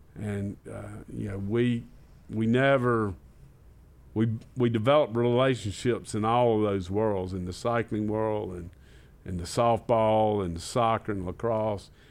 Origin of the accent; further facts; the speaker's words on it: Batesburg-Leesville, South Carolina, United States; moved away as an adult; also born or lived in Rock Hill, South Carolina; Grew up in Batesburg, Leesville, South Carolina